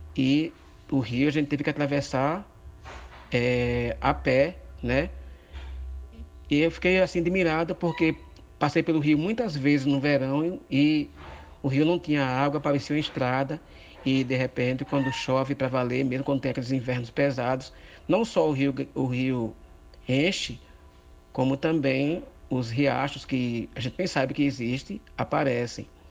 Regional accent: Mituaçu, Paraíba, Brazil; eu sou do Mituaçu

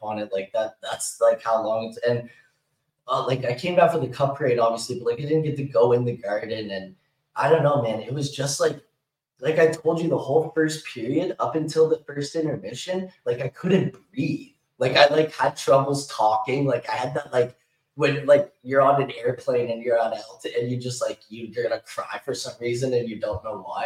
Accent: Canada; I'm Canadian

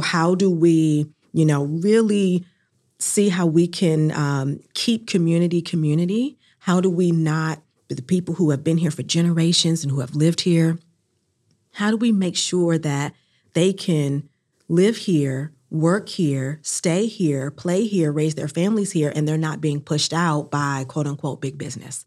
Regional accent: New Bern, North Carolina, United States; now in Durham, United States; I'm originally from New Bern, North Carolina, and I'm a Southern Black woman

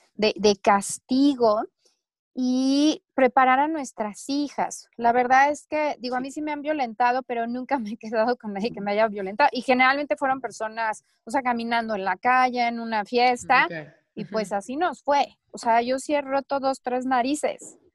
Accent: Chihuahua, Mexico; now in Mexico City, Mexico; yo crecí en Chihuahua

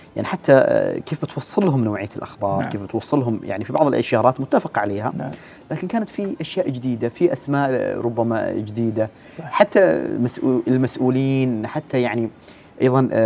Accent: Oman; كلنا كعمانيين

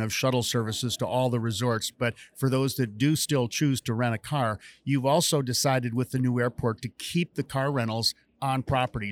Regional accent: Park City, Utah, United States; my hometown of Park City

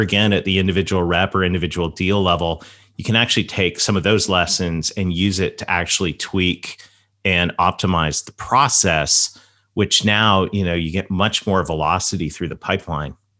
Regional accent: the South, Southern United States, United States; accent: Southern; my Southern accent

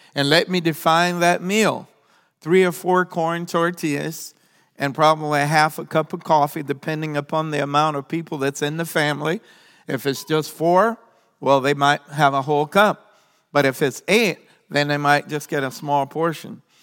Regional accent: South Carolina, United States; moved away as an adult; also born or lived in Tyler, Texas; now in Honduras; I'm a South Carolina farm boy

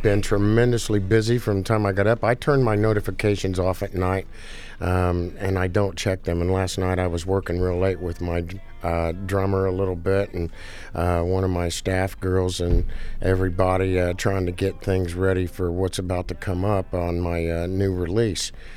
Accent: Danville, Indiana, United States; I was born in Danville, Indiana. I live in the house where I grew up

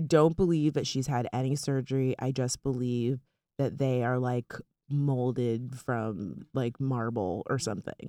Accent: South Florida, United States; now in New York, United States; we're from South Florida

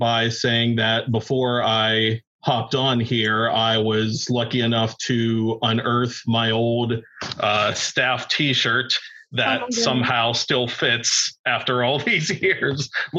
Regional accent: Pittsburgh, Pennsylvania, United States; I ended up working for two of the most powerful radio stations in my hometown of Pittsburgh, PA.

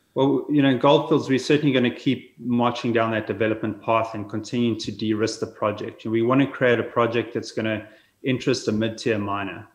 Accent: South Africa; moved away as an adult; also born or lived in Saskatoon, Canada; now in Kelowna, Canada; I'm originally from South Africa, born there, schooled there, studied, uh, worked in Africa for some time before moving across to Canada.

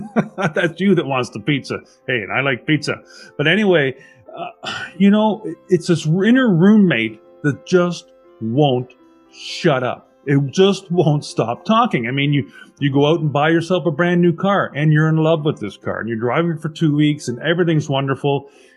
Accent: Burnaby, British Columbia, Canada; also born or lived in Vancouver; I was born in 1965 in Vancouver. I lived in Burnaby with my parents until I was 19, and then I went to the University of British Columbia

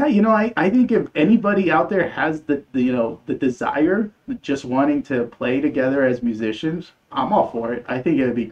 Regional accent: San Antonio, Texas, United States; also born or lived in Mexico City, Mexico; we were raised in San Antonio, so I consider myself a San Antonian. I grew up in the north central side of town

